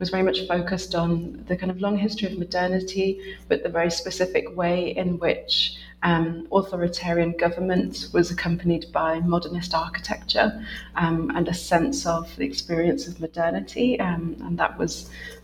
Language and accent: English; United Kingdom; also born or lived in Essex / London; I'm a British researcher based in Essex